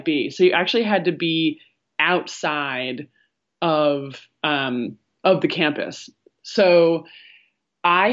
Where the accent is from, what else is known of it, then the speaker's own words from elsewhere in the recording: central Vermont, United States; moved away as an adult; now in New York City, United States; I escaped to my hometown in central Vermont, where isolation has always been a way of life.